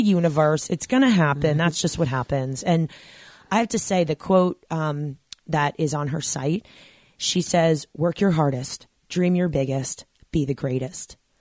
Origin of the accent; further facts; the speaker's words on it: New York, United States; I'm originally from New York